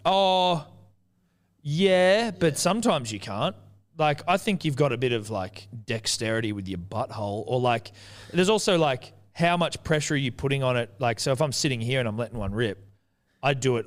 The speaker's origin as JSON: {"language": "English", "country": "New Zealand", "said": "I'm Kiwi"}